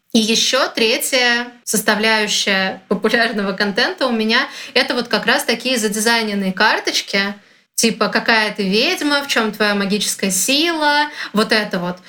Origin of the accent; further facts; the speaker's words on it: Russia; я из России